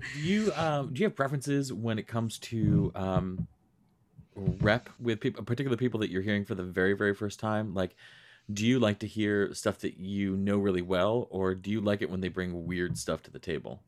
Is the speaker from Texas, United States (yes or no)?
no; Rochester, New York, United States; I grew up in Western New York. I grew up in Rochester.